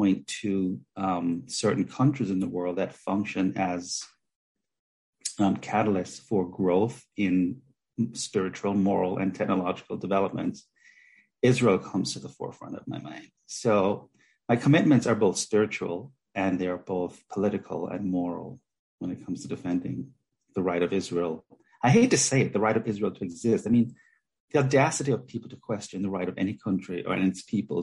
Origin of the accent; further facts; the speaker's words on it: Jamaica; I grew up in Jamaica